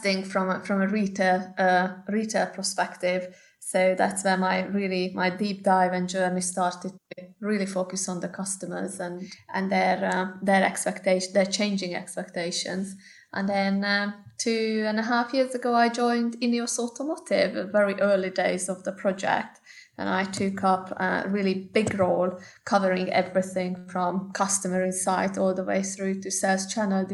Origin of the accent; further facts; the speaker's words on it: Hungary; moved away as an adult; now in United Kingdom; my home country in Hungary